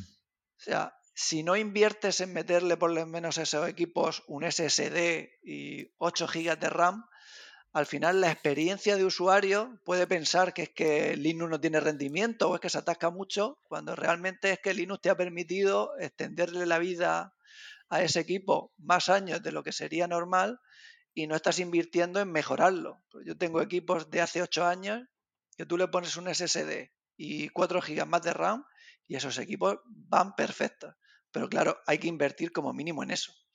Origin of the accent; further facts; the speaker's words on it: Region of Murcia, Spain; yo realmente estoy en Genio Valencia, pero soy de Murcia.